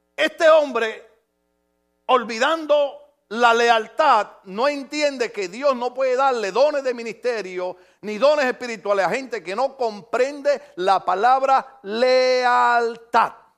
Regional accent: Puerto Rico; moved away; en mi país, en mi país

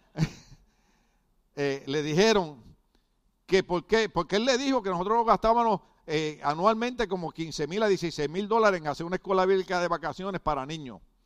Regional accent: Puerto Rico; yo pertenecía a un partido revolucionario político en mi país

